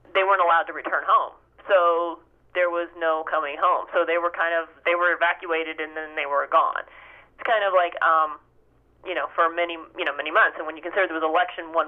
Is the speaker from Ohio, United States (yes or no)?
yes; Ohio, United States; now in New Jersey, United States; I grew up in Ohio